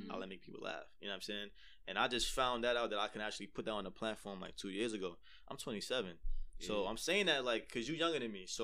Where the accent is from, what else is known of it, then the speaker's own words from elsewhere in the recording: New York City, New York, United States; I'm from the East, born and raised in the East.